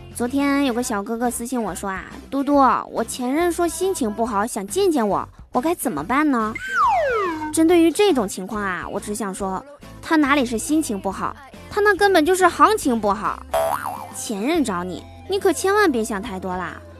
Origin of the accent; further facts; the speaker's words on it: Northeast China, China; 都知道我是东北人